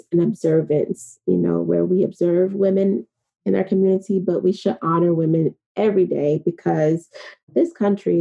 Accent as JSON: {"language": "English", "town": "Fort Myers", "region": "Florida", "country": "United States", "tie": "born or raised there", "moved": "yes", "said": "I'm originally from Fort Myers, Florida, also known as Lee County."}